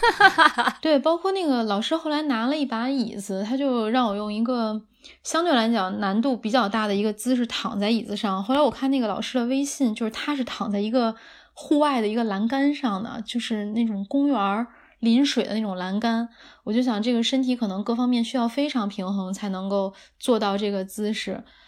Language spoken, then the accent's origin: Chinese; Beijing, China; 我很喜欢北京的秋天的，因为也是从小在这儿长大